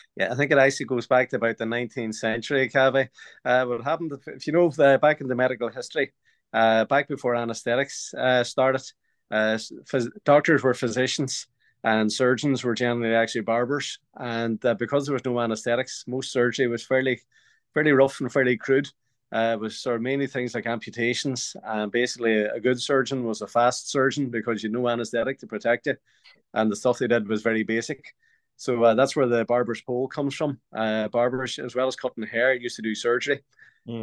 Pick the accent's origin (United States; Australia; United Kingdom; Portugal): United Kingdom; Derry, Northern Ireland; my hometown of Derry